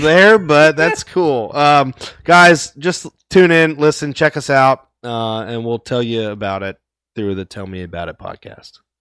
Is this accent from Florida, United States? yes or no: yes; Jacksonville, Florida, United States; We're both from Florida, Jacksonville. Dirty Duval